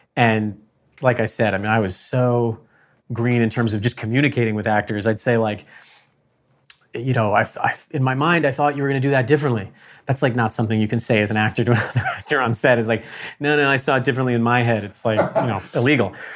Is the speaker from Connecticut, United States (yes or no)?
yes; Connecticut, United States; I'm from Connecticut